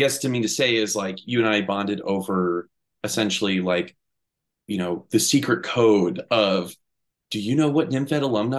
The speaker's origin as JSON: {"language": "English", "town": "St. Louis", "region": "Missouri", "country": "United States", "moved": "yes", "lives_now": "Chicago, United States", "said": "I'm from St. Louis"}